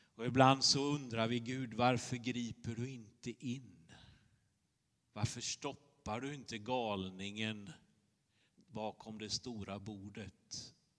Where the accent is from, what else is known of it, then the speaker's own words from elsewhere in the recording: Småland, Sweden; moved away; Jag kommer från Småland, brukar jag säga. Då skrattar de lite. Eh, men så är det ju. Eh, jag är uppvuxen på ostkusten, på den andra sidan